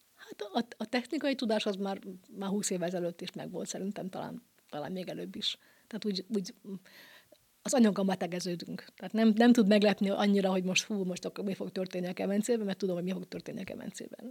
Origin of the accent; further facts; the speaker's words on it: Bonyhád, Tolna, Hungary; kilencvenkettőtől Bonyhádon három évente van lehetőségem kiállítani a szülővárosomban